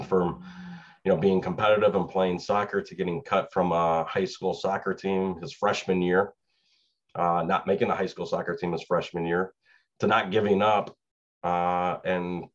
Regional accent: Chicago, Illinois, United States; moved away as an adult; now in Suwanee, Georgia, United States; I grew up in Chicago, around Chicago.

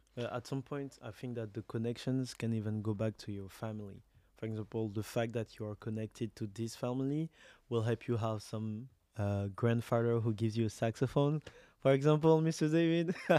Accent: Côte d’Ivoire; moved away as an adult; now in Montreal, Canada; I'm from Ivory Coast. My mother is from Senegal and Mali

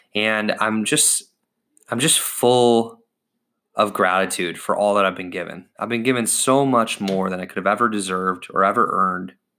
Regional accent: United States; I was born in the United States of America

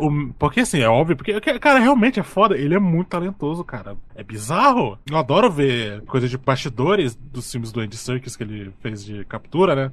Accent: Porto Velho, Rondônia, Brazil; eu sou de Porto Velho, né, cara? Rondônia. Norte do Brasil

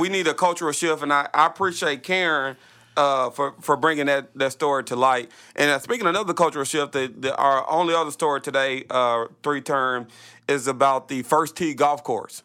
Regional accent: Little Rock, Arkansas, United States; I grew up in Southwest.

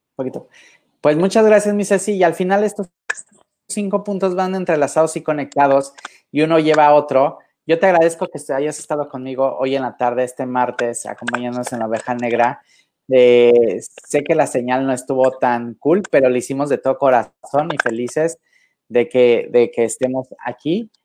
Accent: Acapulco, Guerrero, Mexico; moved away; yo soy de Acapulco, desde mi tierra querida, desde mi pueblo adorado

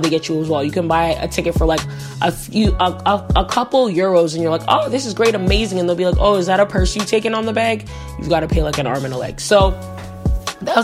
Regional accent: Canada; I'm Canadian

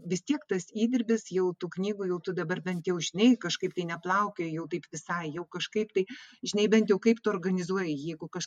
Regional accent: Vilnius, Vilnius County, Lithuania; moved away as an adult; now in Klaipėda, Lithuania; mano gimtasis miestas yra vilnius ir aš čia būtent jau po atvažiavau tiktai dvidešimt penkerių metų į klaipėdą tai vat jau dabar daug ilgiau gyvenu klaipėdoje negu vilniuje

